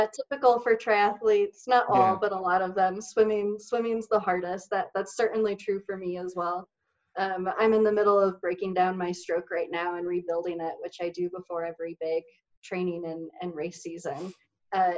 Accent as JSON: {"language": "English", "region": "Michigan", "country": "United States", "tie": "born or raised there", "also_born_or_lived": "Southern California", "moved": "yes", "said": "grew up in Michigan, I was doing inline speed skating. And then, ironically enough, it was when I moved to Southern California"}